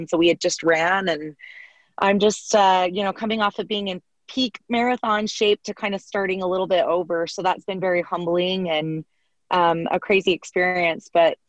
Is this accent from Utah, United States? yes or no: yes; Salt Lake City, Utah, United States; a competitive swimmer growing up in Salt Lake City, Utah